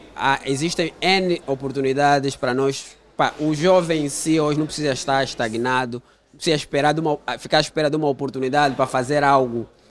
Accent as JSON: {"language": "Portuguese", "country": "Angola", "tie": "born or raised there", "said": "sou de uma família humilde, cresci no Golfo"}